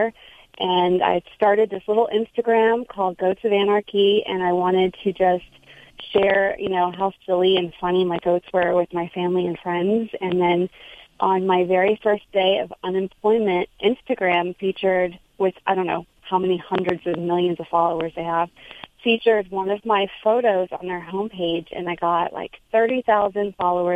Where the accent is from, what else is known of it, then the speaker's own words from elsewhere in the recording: Houston, Texas, United States; also born or lived in New York City; now in New Jersey, United States; I'm originally from Texas, but from Houston, so it was still the city